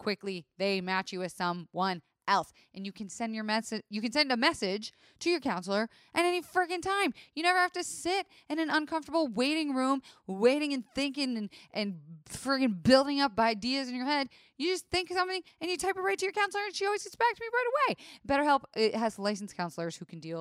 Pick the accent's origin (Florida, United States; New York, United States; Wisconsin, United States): Florida, United States; I am from Florida, where it is the strip club capital of the country